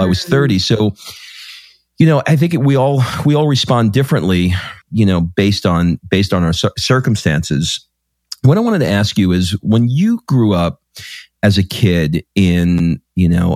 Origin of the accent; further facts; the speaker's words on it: New York, United States; we grew up in New York, and we lived near a beach called Rockaway Beach.